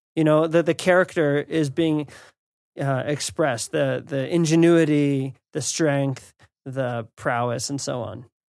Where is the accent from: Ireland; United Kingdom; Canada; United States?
United States; as an American